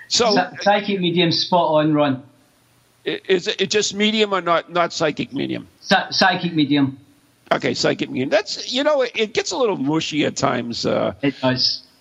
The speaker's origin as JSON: {"language": "English", "region": "Scotland", "country": "United Kingdom", "said": "I'm Scottish, so I can't say anything."}